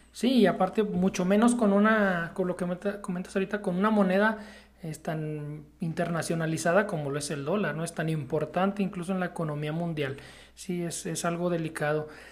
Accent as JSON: {"language": "Spanish", "country": "Mexico"}